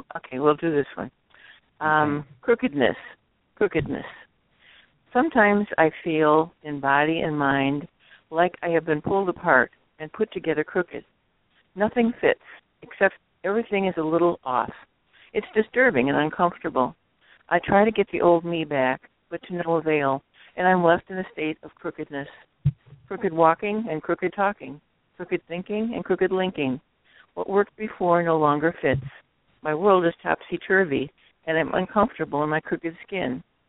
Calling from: Illinois, United States; West of Chicago, western suburbs.

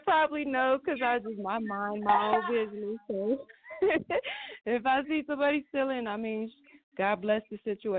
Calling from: Rockford, Illinois, United States; I'm calling from Rockford, Illinois, about 2 hours away from Chicago.

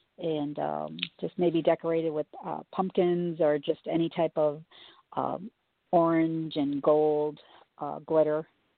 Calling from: Chicago, Illinois, United States; I'm calling from Chicago.

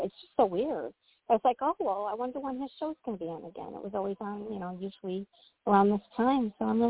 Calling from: Illinois, United States

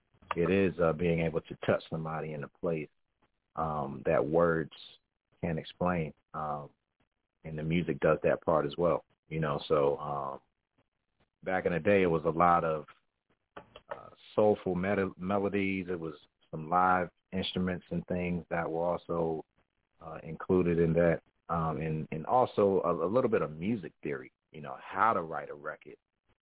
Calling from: New Jersey, United States; I'm calling from Jersey, man. You know, and I like to just say Jersey because I lived all over Jersey.

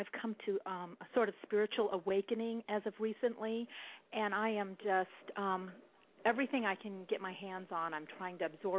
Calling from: Dallas, Texas, United States; Well, I'm calling from Texas, Dallas-Fort Worth area.

